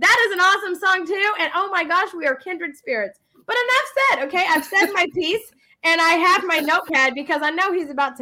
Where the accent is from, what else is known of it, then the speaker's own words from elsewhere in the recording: San Antonio, Texas, United States; we're both from San Antonio.